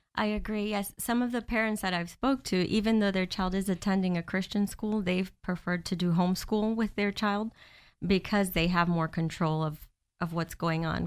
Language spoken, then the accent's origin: English; Miami, Florida, United States; now in Orlando, United States; I've been in Florida most of my life. I moved down from Miami when I was fourteen. I went to high school here, and I've been here ever since in Orlando.